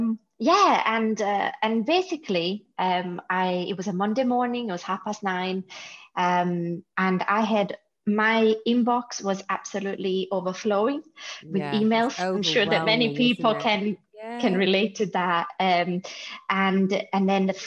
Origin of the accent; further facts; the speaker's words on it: Italy; moved away as an adult; now in United Kingdom; from Italy originally